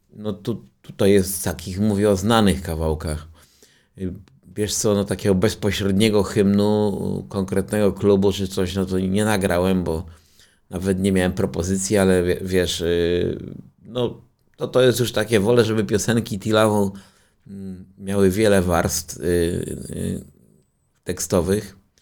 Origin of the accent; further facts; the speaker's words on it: Częstochowa, Silesian Voivodeship, Poland; now in Warsaw, Poland; pochodzę z Rakowa, czyli z tej dzielnicy i to jest moje rodzinne miasto.